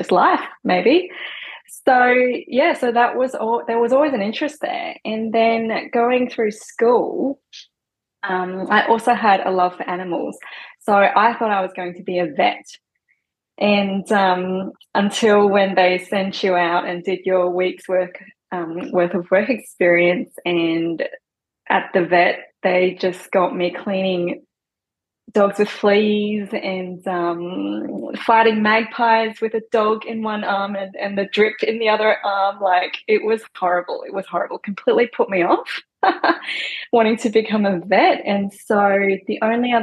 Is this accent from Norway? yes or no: no; Hong Kong; now in Gold Coast, Australia; Growing up in Hong Kong, I was just surrounded by food everywhere